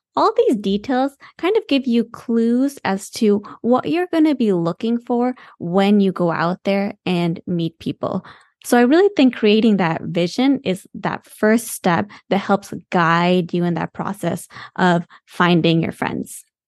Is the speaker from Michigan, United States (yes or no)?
yes; Michigan, United States; moved away; also born or lived in the South (US) / San Francisco; We're from Michigan